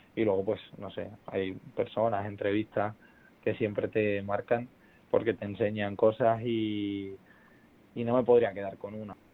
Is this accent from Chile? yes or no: no; Extremadura, Spain; moved away; also born or lived in Madrid; otro autonómico en Canal Extremadura, en mi tierra